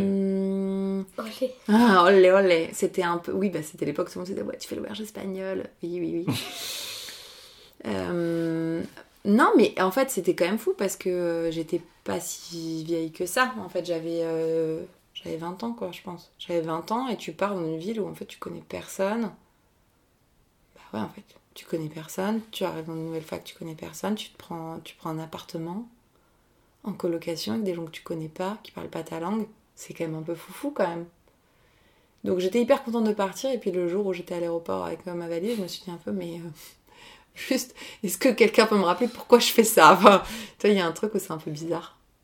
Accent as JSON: {"language": "French", "town": "Argenteuil", "region": "Île-de-France", "country": "France", "tie": "born or raised there", "said": "j'ai grandi à Argenteuil"}